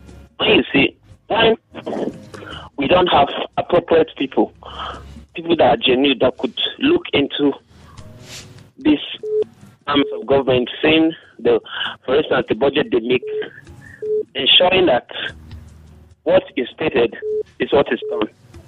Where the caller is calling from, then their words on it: Rayfield, Plateau, Nigeria; calling from Rayfield.